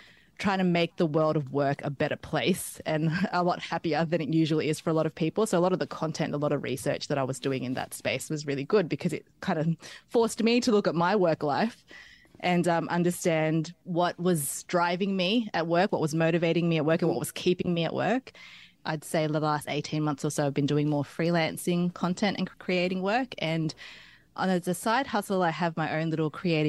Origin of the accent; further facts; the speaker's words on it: Sydney, New South Wales, Australia; also born or lived in Philippines; I am Filipino born, Western Sydney raised. My family moved to Australia when I was 3 years old